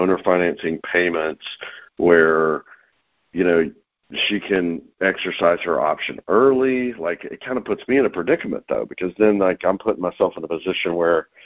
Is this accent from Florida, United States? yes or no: no; North Carolina, United States; now in Atlanta, United States; I'm in Atlanta, Georgia, originally from North Carolina, but I've been in Atlanta 20 years